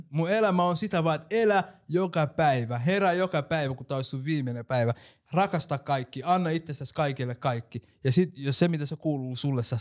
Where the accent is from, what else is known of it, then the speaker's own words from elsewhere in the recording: Tavastia, Finland; Mä oon hämäläinen, mutta en oo hidas.